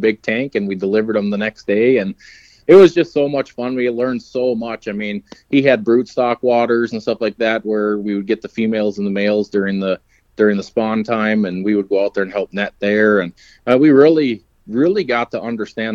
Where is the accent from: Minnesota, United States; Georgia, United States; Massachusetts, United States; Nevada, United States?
Minnesota, United States; Ada; I grew up in Ada, Minnesota.